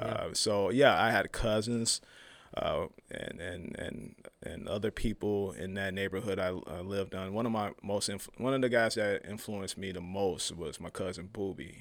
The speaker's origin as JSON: {"language": "English", "town": "Chicago", "region": "Illinois", "country": "United States", "moved": "yes", "said": "I'm from Chicago originally."}